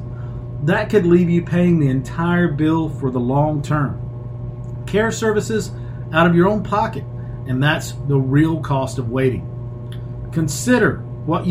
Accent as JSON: {"language": "English", "town": "Shelby", "region": "North Carolina", "country": "United States", "tie": "born or raised there", "said": "Uptown Shelby, which is my hometown"}